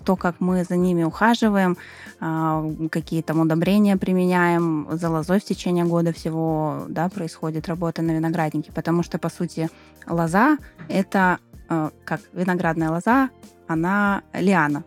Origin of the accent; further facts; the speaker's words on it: Moscow, Russia; moved away as an adult; now in Krasnodar Krai, Russia; я из Москвы